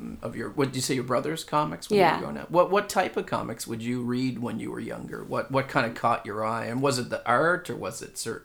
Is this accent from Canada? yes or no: yes; Canada; moved away as an adult; now in Stockholm, Sweden; I can relate as a Canadian